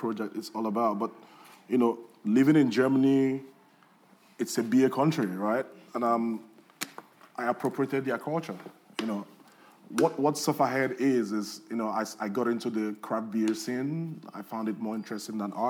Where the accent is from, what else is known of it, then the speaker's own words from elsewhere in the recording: Nigeria; moved away; growing up in Nigeria